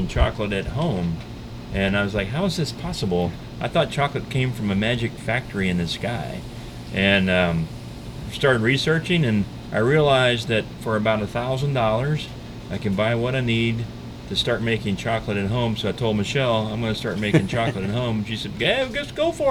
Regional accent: Texas, United States; I'm a Texan

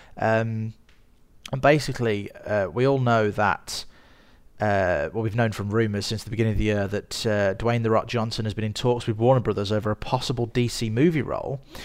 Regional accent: Birmingham, West Midlands, United Kingdom; I am a filmmaker from Birmingham in the United Kingdom, as you can probably tell from my voice.

